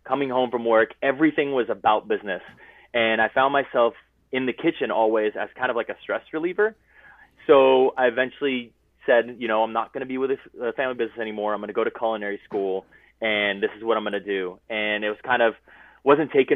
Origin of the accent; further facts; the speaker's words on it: Los Angeles, California, United States; I'm a chef from Los Angeles, California